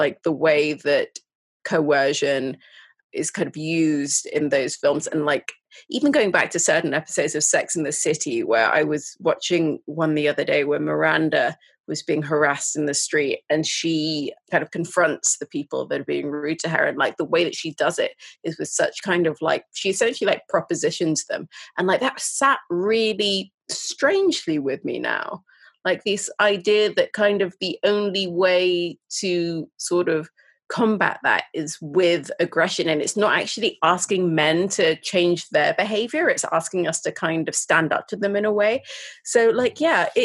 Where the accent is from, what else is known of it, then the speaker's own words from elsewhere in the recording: Sudan; I'm from Sudan